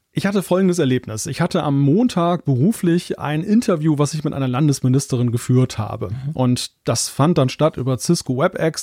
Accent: Germany; Als Deutscher

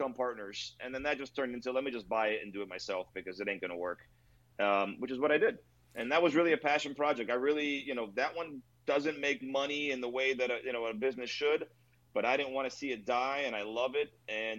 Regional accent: Hialeah, Florida, United States; nobody goes to La Cocina in Hialeah and does not think that I wasn't born and raised in Hialeah. I am.

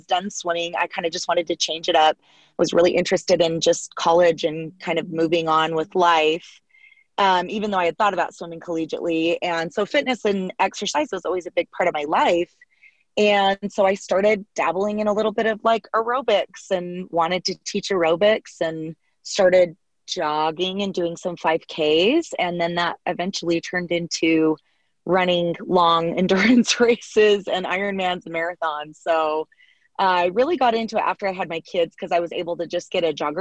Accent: Salt Lake City, Utah, United States; a competitive swimmer growing up in Salt Lake City, Utah

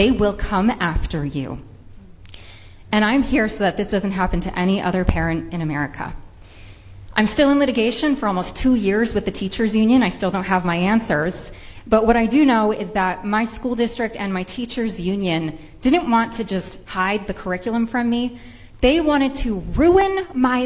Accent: Rhode Island, United States; I am a mother from Rhode Island

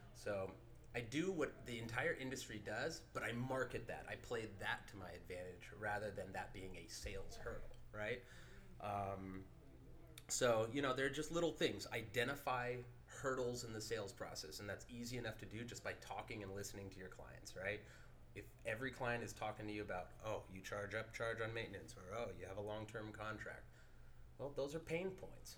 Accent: San Francisco Bay Area, California, United States; born and raised

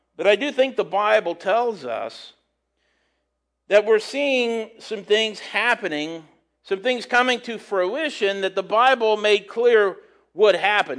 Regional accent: United States; as an American

